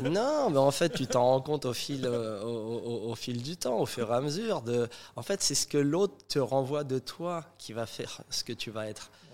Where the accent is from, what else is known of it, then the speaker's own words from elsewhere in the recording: Saint-Denis, Île-de-France, France; nous on a grandi en maison à Saint-Denis